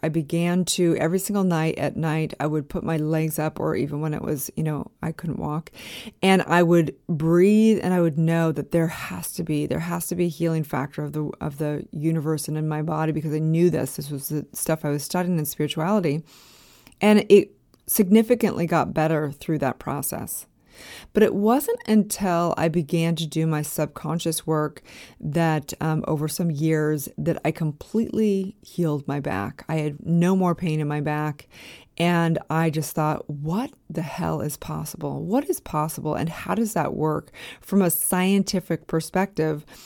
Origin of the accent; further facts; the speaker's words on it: California, United States; also born or lived in Park City, Utah / Los Angeles; I was actually living in Park City, Utah at this point in time, way before I lived in Los Angeles, even though I'm from California.